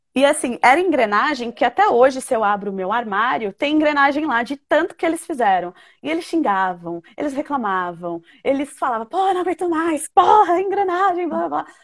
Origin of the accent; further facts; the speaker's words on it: Brazil; eu sou da Zona Norte